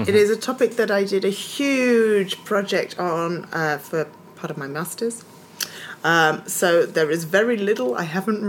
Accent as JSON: {"language": "English", "region": "Scotland", "country": "United Kingdom", "tie": "born or raised there", "said": "I grew up in Scotland, just so you know. It's not like me taking the mick out of an accent."}